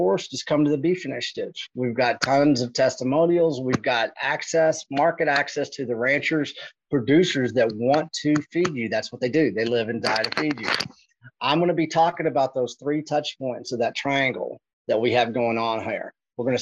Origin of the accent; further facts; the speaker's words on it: Texas, United States; I'm from Texas